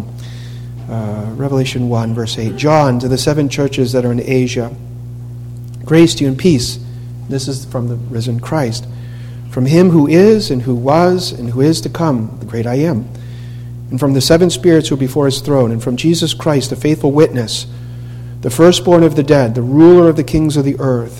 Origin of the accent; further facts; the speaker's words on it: Boston, Massachusetts, United States; moved away; I'm from Boston.